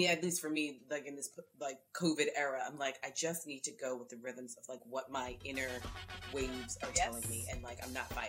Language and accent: English; Orlando, Florida, United States